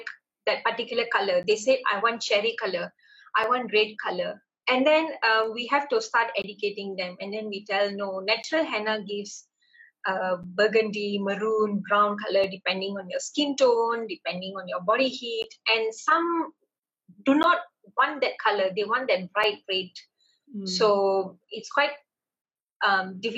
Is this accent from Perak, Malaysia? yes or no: yes; Ipoh, Perak, Malaysia; moved away as an adult; now in Kuala Lumpur, Malaysia; my hometown is known as Ipoh, and I work in a place known as Kuala Lumpur